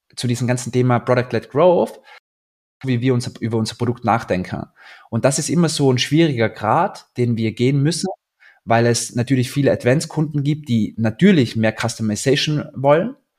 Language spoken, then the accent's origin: German; Austria; now in Berlin, Germany; ich bin Österreicher